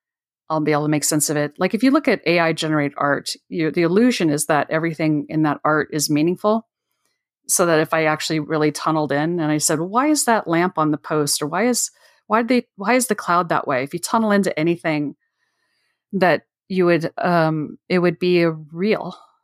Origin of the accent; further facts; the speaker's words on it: California, United States; So someone took some pictures in the area I grew up in Northern California